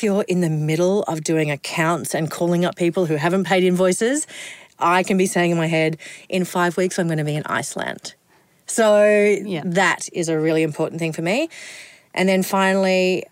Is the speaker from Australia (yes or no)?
yes; Kingaroy, Queensland, Australia; I am a girl from Kingaroy